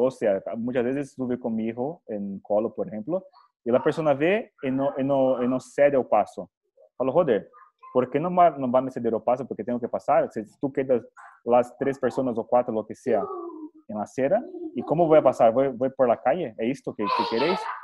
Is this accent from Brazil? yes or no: yes; Brazil; soy brasileño